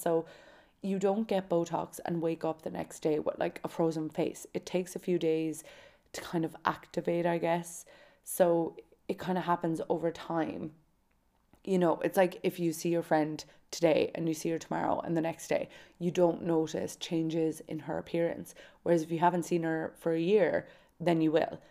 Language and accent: English; Kerry, Munster, Ireland; I'm from Kerry